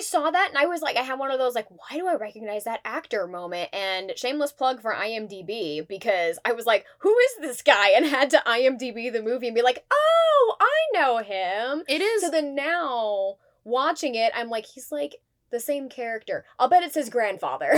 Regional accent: Midwest, United States; We're also from the Midwest

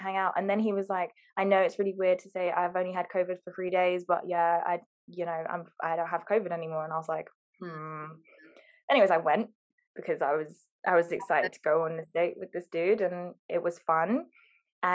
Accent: Harrow, London, United Kingdom; because we're all from Harrow.

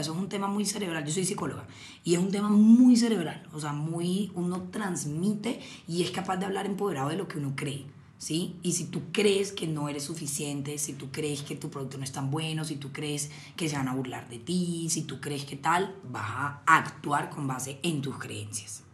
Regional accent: Cartagena, Bolívar, Colombia; yo soy de Cartagena

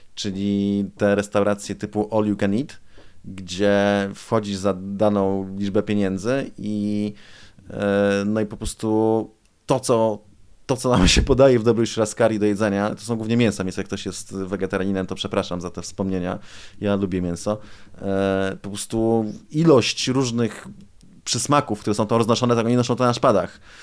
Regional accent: Poland; jesteśmy z Polski

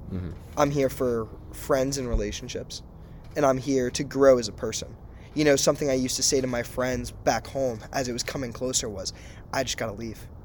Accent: Hopedale, Massachusetts, United States; moved away as an adult; now in San Diego, United States; we are from Massachusetts, small town called Hopedale

